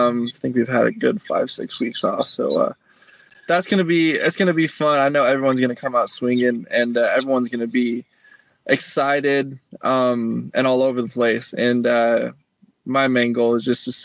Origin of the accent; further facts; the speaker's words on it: Salt Lake City, Utah, United States; moved away; also born or lived in California / Florida; I grew up in Salt Lake